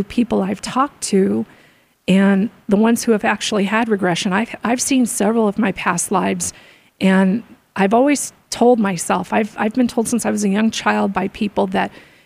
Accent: Arizona, United States; also born or lived in Florida; We moved from Florida when I was 3 to Arizona

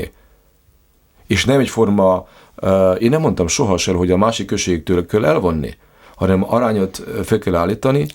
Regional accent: Lendava, Prekmurje, Slovenia; én is magyar vagyok, ön is magyar, és Lindván élünk

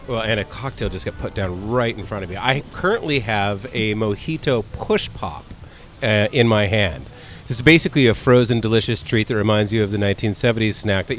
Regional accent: San Diego, California, United States; a gringo growing up in San Diego in the 1970s

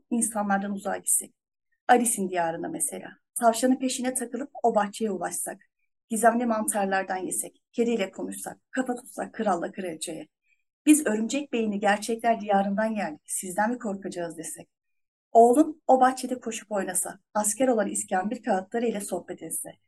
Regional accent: Afyonkarahisar, Turkey; ben 25 Aralık 1984 senesinde Afyonkarahisar'da dünyaya geldim. Ee, bir ailenin tek çocuğuyum.

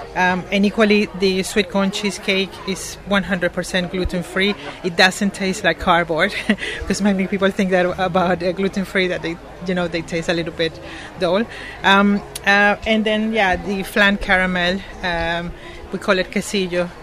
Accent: Venezuela; moved away as an adult; now in United Kingdom; I'm originally from Venezuela. Um, I came to the UK uh, for two years, supposedly, and I have been 17 here.

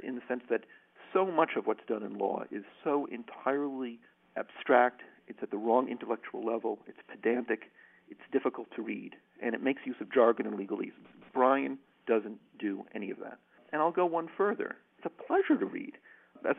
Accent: United States; now in Ireland; I'm an American public law scholar who teaches law

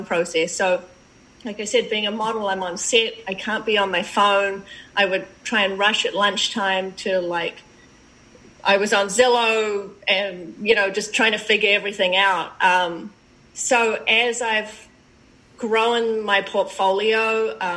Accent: New Zealand; moved away as an adult; now in United States; I'm from New Zealand. Originally, I've been in the States for 10 years.

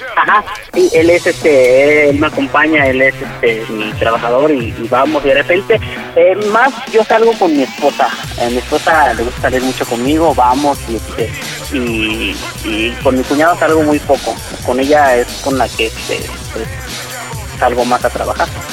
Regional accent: Toluca, State of Mexico, Mexico; moved away as an adult; now in Zacatecas, Mexico; nosotros somos originarios del Estado de México, de Toluca

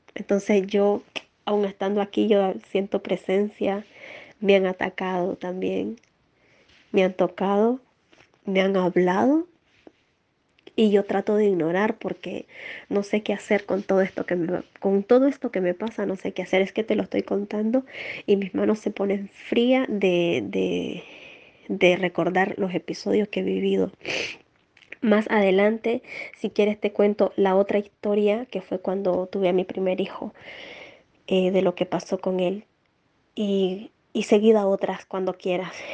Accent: Nicaragua; now in Spain; soy nicaragüense, actualmente vivo en España

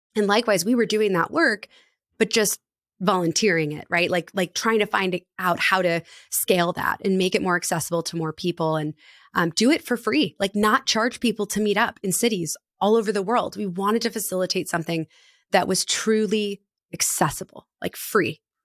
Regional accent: Annapolis, Maryland, United States; my hometown of Annapolis

